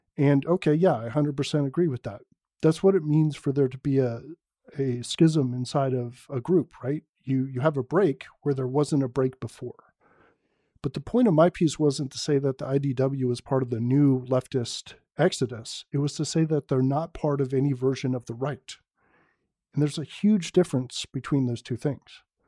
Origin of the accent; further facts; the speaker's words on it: San Francisco Bay Area, California, United States; Born and raised in the San Francisco Bay Area, liberal down the line